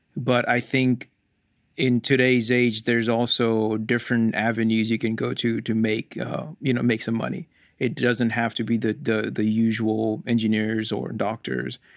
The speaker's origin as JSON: {"language": "English", "country": "India", "tie": "born or raised there", "moved": "as an adult", "lives_now": "United States", "said": "I was born in India, and I could be, uh, my whole family migrated to U S in two thousand six. And I just finished high school when I was in India."}